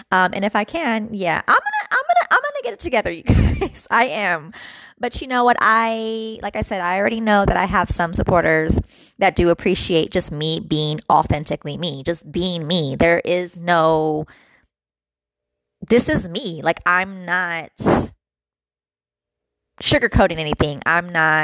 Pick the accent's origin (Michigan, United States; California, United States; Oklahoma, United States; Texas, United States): California, United States; I'm from Cali